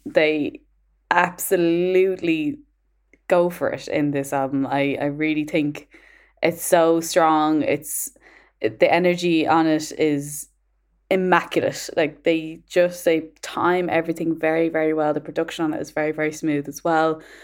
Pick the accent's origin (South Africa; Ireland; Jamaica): Ireland; moved away; as an Irish person abroad